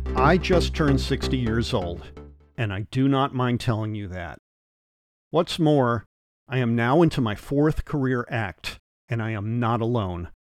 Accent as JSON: {"language": "English", "town": "New Haven", "region": "Connecticut", "country": "United States", "tie": "born or raised there", "said": "As a six-year-old growing up in New Haven, Connecticut"}